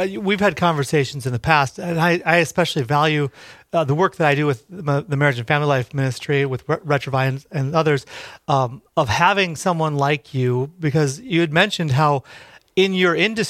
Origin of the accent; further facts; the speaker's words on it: Park Rapids, Minnesota, United States; also born or lived in Detroit Lakes; I was born in Detroit Lakes. We didn't live there. We lived in Park Rapids.